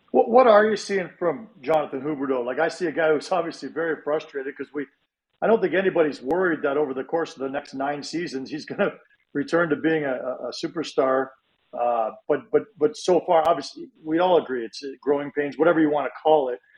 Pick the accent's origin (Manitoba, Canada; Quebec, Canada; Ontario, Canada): Ontario, Canada; Toronto; now in Calgary, Canada; when I was a kid growing up in Toronto